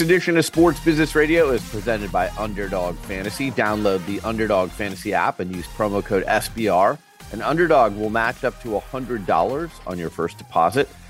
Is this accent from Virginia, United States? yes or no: no; Arizona, United States; I'm from Arizona and I worked on the Arizona Super Bowl